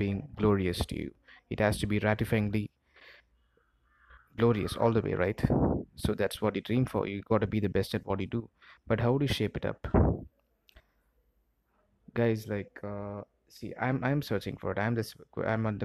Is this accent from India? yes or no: yes; Chennai, Tamil Nadu, India; I'm from India. I'm from the southern part of India, from a place called Chennai.